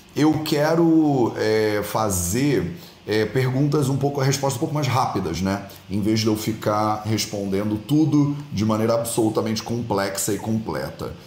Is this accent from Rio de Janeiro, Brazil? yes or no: yes; Rio de Janeiro, Brazil; moved away as an adult; also born or lived in India / Portugal; Eu fui criado no Rio de Janeiro, na beira da praia